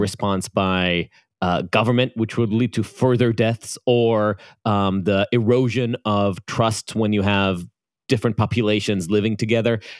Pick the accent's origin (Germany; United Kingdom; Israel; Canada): Israel; accent: Israeli; my Israeli accent